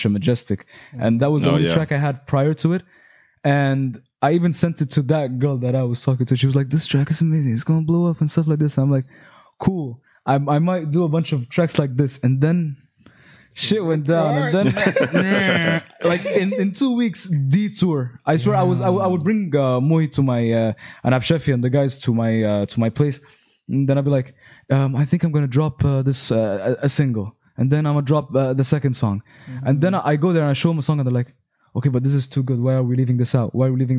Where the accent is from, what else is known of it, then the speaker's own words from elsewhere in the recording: Egypt; I'm from Egypt.